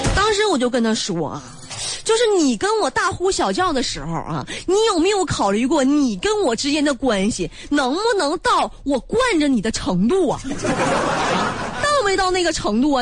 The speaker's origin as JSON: {"language": "Chinese", "region": "Northeast China", "country": "China", "said": "很多人知道我是东北的"}